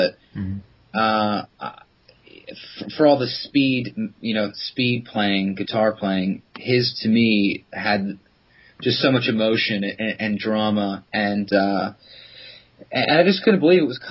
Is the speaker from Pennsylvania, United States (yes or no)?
yes; Philadelphia, Pennsylvania, United States; moved away as an adult; now in London, United Kingdom; I'm originally from Philadelphia